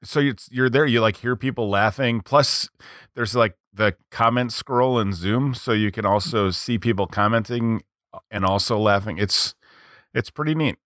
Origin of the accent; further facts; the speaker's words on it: United States; I'm American.